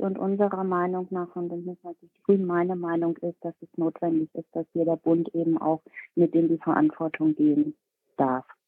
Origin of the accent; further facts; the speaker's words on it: Bremen, Germany; Bremen, mein Bundesland, äh, mein Heimatbundesland